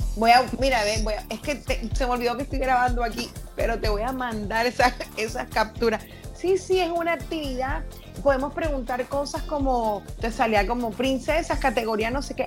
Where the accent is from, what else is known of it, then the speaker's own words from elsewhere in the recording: Colombian Caribbean coast, Colombia; accent: costeño; also born or lived in Venezuela; todos los de la costa hablamos súper distinto